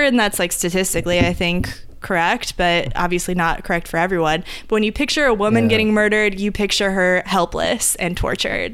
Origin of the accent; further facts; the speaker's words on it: Indiana, United States; I'm from Indiana